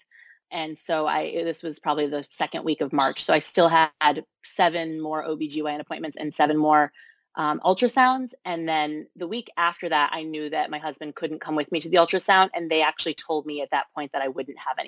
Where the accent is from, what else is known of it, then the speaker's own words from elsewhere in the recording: Connecticut, United States; now in Brooklyn, United States; I'm originally from Connecticut